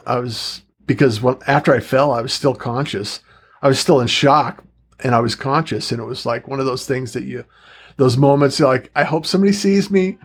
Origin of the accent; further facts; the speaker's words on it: Utah, United States; moved away as an adult; also born or lived in Pacific Northwest; I actually grew up in Utah.